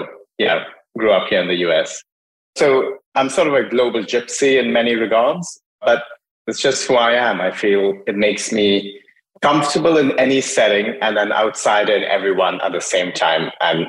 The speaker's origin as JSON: {"language": "English", "country": "Hong Kong", "tie": "born or raised there", "also_born_or_lived": "India / Dubai / United States", "said": "So I grew up mostly in Asia, partly in Hong Kong, spent a fair bit of time in India, did high school in Dubai, undergrad in the States, worked for several years in the States, worked in Europe, did grad school in Europe."}